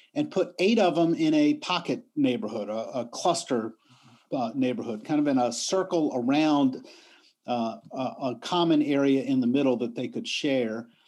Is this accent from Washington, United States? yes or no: no; Richmond, Virginia, United States; moved away as an adult; also born or lived in New York; I came to my hometown, Richmond, Virginia